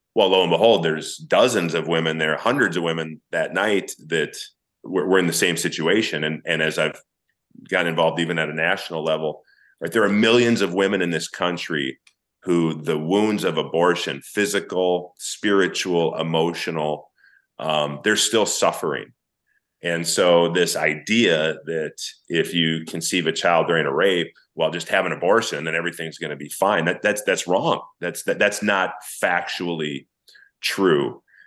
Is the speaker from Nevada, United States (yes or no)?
no; St. Paul, Minnesota, United States; I grew up in St. Paul, Minnesota.